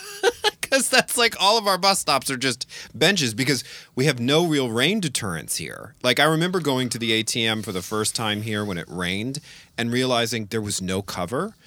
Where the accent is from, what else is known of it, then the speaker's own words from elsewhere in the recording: New Orleans, Louisiana, United States; moved away; I grew up in New Orleans, Louisiana